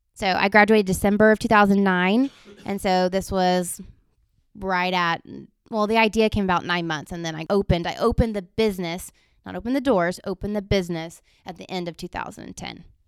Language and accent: English; Montgomery, Texas, United States; growing up in Montgomery, that's where I actually graduated from high school